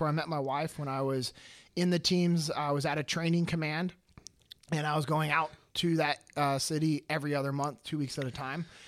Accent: Sacramento, California, United States; I'm originally from Sacramento, California. Uh, born and raised, grew up in the same house that my dad grew up

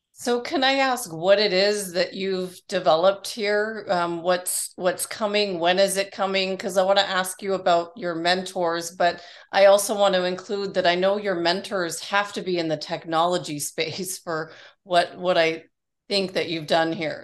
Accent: Toronto, Ontario, Canada; moved away as an adult; now in Arizona, United States; I was from Toronto where it's like gray a lot and cold and dismal.

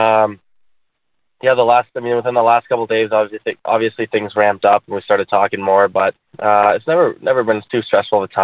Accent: Chicago, Illinois, United States; growing up in Chicago here

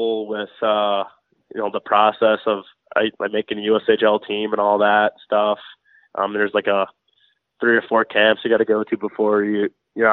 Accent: Syracuse, New York, United States; moved away; I'm from Syracuse, New York, right of central New York

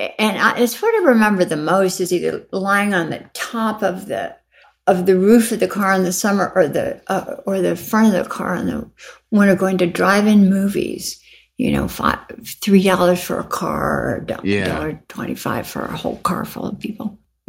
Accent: Arizona, United States; I really like the changes of season growing up in Arizona, and then growing up and then working for a long time in L.A.

